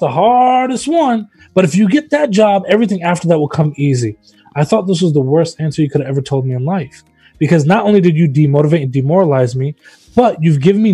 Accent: Memphis, Tennessee, United States; Memphis, I'm from Memphis, Tennessee

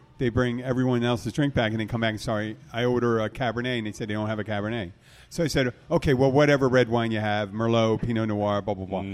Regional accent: Philadelphia, Pennsylvania, United States; now in Key West, United States; I'm from Philadelphia, man. We were full of dive bars and stuff like

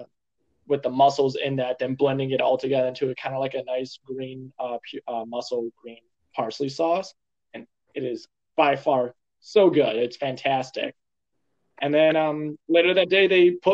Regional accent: Cleveland, Ohio, United States; I was born in Cleveland

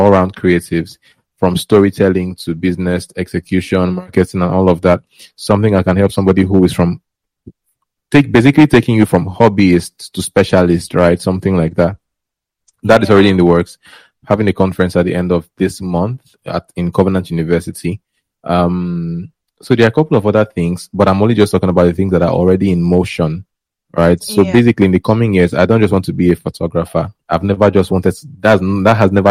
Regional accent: Warri, Delta, Nigeria; moved away as an adult; now in Lagos, Nigeria; I grew up in Warri, and I moved to Lagos in 2018, at the end of 2018.

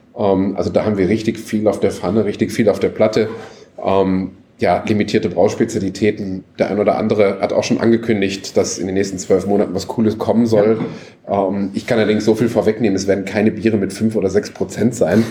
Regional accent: North Rhine-Westphalia, Germany; ich bin ja Westfale, kenne Schützenfeste

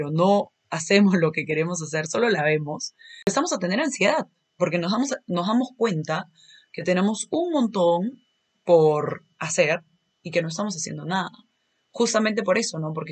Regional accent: Lima, Peru; yo soy de Lima, soy de Perú, pero probablemente en muchos momentos se me va a salir un acento así medio mexicano.

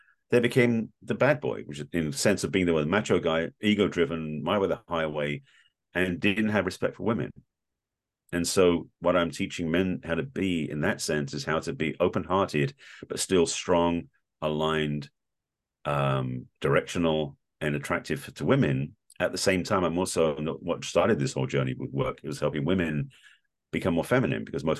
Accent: England, United Kingdom; growing up in England in a very reserved, stoic Jewish family

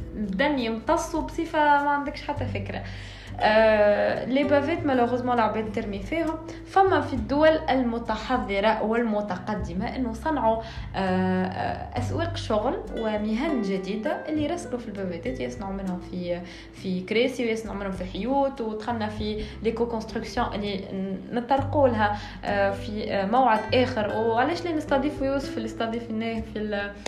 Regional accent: Tunisia; عندنا في تونس

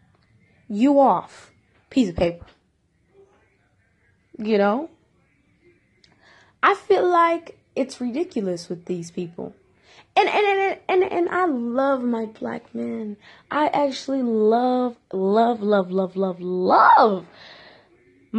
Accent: Detroit, Michigan, United States; I'm from Detroit

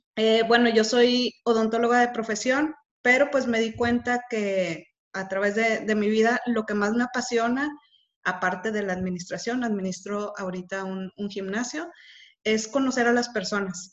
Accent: Monterrey, Nuevo León, Mexico; soy de Monterrey

